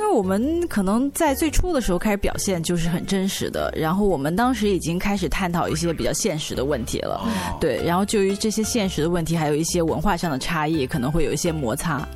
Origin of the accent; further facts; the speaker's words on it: China; 因为我是大陆的